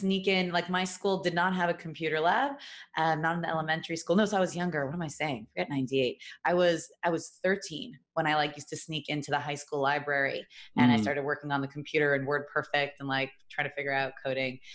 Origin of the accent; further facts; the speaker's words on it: New York, United States; moved away as an adult; now in Los Angeles, United States; I grew up in New York, I did 23 years